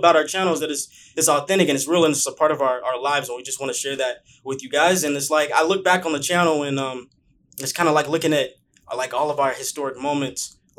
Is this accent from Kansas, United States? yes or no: no; Bakersfield, California, United States; moved away as an adult; now in Los Angeles, United States; I came from Bakersfield. A lot of people don't know that I'm from Bakersfield, actually.